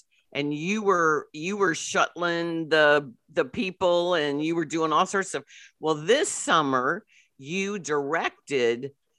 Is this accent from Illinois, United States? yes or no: yes; Belleville, Illinois, United States; I went to the Belleville Park because I wanted to support it being in my hometown